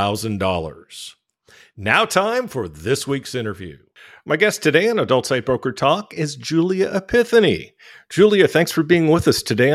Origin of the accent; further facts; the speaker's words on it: San Francisco, California, United States; I'm from San Francisco. I know about Pride parades.